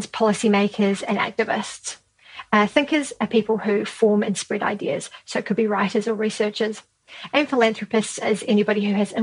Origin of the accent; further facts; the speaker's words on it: Christchurch, Canterbury, New Zealand; So down here in New Zealand, I run a small effective altruism group in my hometown of Christchurch